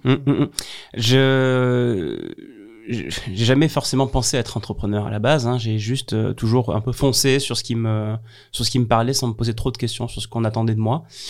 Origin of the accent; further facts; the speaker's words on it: Avignon, Provence-Alpes-Côte d'Azur, France; chez moi, à Avignon